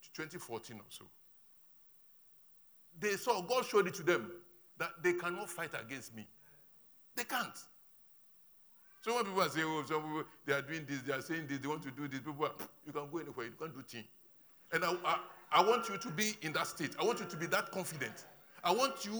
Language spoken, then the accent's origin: English; Ho, Volta, Ghana; moved away; When I'm going to my hometown, when I get to Ho and I'm getting to the outskirts of my village